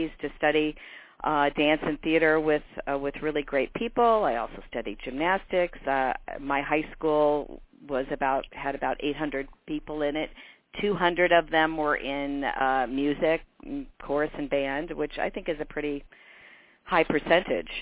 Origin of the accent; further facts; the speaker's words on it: Champaign, Illinois, United States; moved away as an adult; also born or lived in Monticello, Illinois / Hamilton College, New York / Ogden, Utah; I was very fortunate to grow up in a large university town. My parents both went to the University of Illinois and loved it, and they stayed